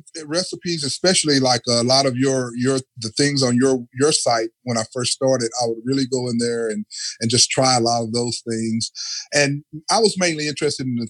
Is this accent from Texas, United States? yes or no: yes; Texas, United States; I grew up in Texas because you know we're known for our barbecue